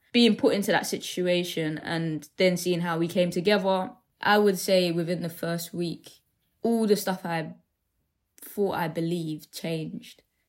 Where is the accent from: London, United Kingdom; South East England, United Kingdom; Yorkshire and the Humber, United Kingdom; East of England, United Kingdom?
London, United Kingdom; growing up in Deptford